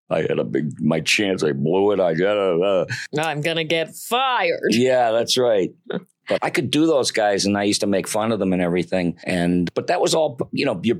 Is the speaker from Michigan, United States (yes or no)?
yes; Detroit, Michigan, United States; when I was uh, growing up in Detroit, Michigan, there were Warner Brothers cartoons on TV